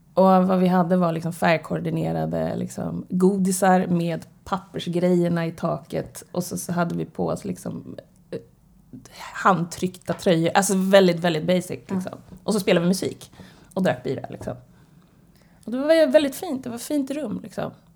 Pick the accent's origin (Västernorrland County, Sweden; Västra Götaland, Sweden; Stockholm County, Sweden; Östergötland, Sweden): Stockholm County, Sweden; Stockholm; Född och uppvuxen på Södermalm. På Hornsgatan brukar jag säga. I Stockholm